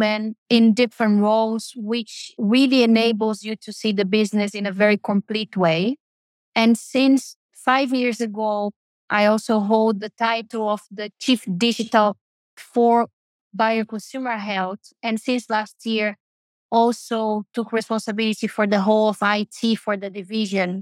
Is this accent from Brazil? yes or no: yes; Brazil; moved away; I was raised in Brazil, one of the biggest Catholic countries in the world